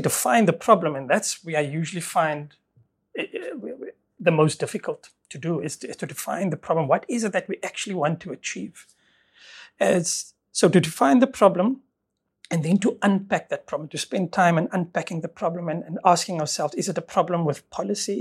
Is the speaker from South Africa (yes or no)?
yes; Stellenbosch, Western Cape, South Africa; moved away as an adult; also born or lived in Port Elizabeth / Ireland; born and bred in Stellenbosch